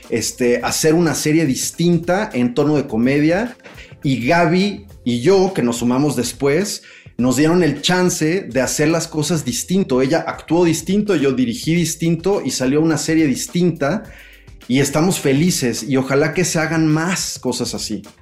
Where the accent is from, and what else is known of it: Mexico